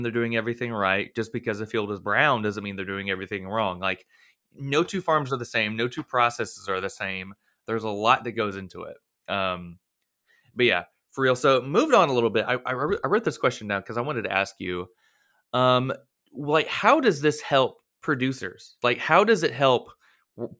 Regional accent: Florida, United States; I'm from Florida

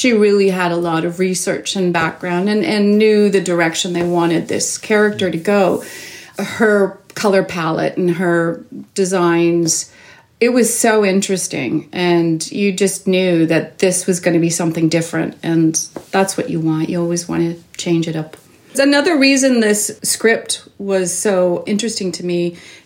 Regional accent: Toronto, Ontario, Canada; I grew up in Toronto, born and raised

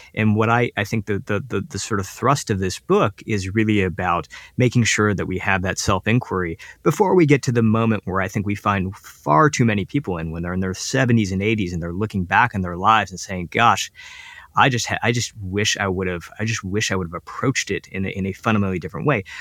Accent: United States; as an Indian kid living up living in the United States

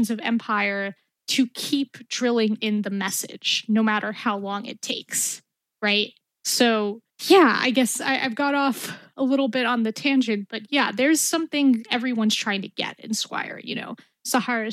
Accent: New York City, New York, United States; being an Arab American growing up in Brooklyn during the Bush administration

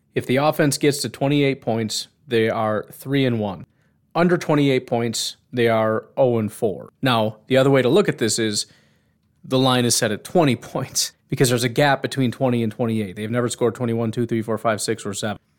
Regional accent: Illinois, United States; when I was 10 growing up in Illinois

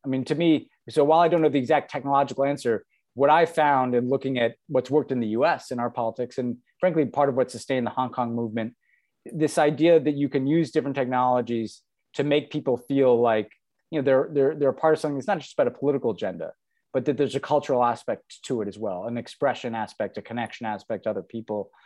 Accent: United States

